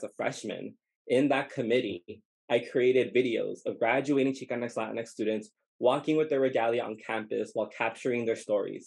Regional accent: Baldwin Park, California, United States; moved away as an adult; also born or lived in New York City; I grew up in Baldwin Park, California

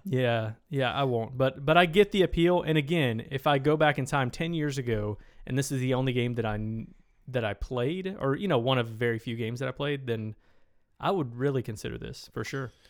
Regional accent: Tennessee, United States; moved away; I went to high school in Tennessee, small town Tennessee.

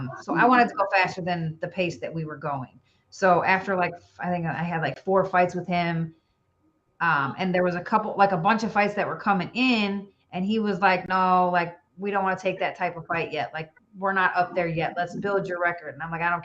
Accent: Illinois, United States; also born or lived in Chicago; now in Tennessee, United States; I'm from Illinois originally. I live in Tennessee now

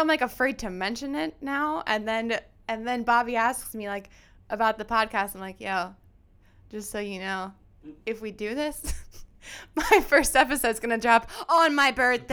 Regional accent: Lansdale, Pennsylvania, United States; also born or lived in Philadelphia, Pennsylvania; I am born and raised in Lansdale, Pennsylvania

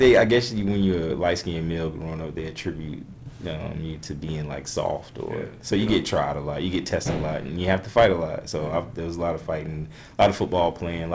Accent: Leesburg, Florida, United States; moved away as an adult; also born or lived in Tallahassee, Florida / Richmond, Virginia; now in Bloomington, United States; I was born and raised in Leesburg all of my life

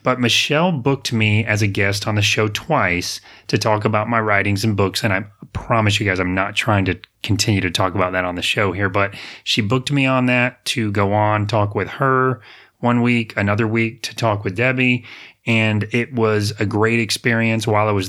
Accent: Apopka, Florida, United States; I grew up in Apopka. My parents were in the nursery business.

